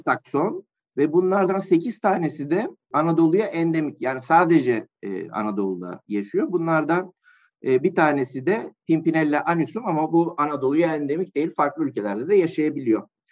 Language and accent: Turkish; Malkara, Tekirdağ, Turkey; moved away as an adult; also born or lived in Adana; 1986 Tekirdağ Malkara doğumluyum. Liseye kadar e, Tekirdağ Malkara'da ikamet ettim